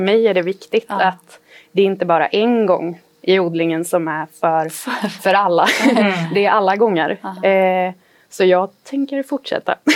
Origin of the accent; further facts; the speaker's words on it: Borås, Västra Götaland, Sweden; Jag är född och uppvuxen här i Borås